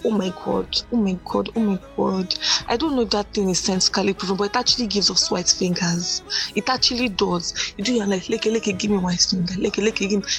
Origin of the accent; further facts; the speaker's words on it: Nigeria; I grew up believing as a Nigerian child